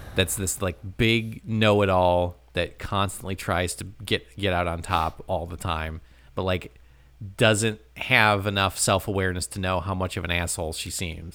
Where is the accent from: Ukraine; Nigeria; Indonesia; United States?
United States; as an American